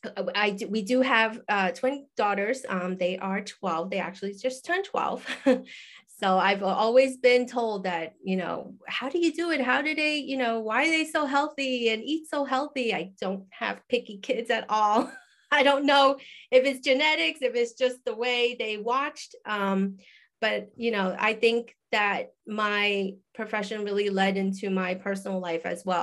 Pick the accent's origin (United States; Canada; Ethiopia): United States; New York; moved away as an adult; also born or lived in Hawaii; I'm originally from New York, grew up there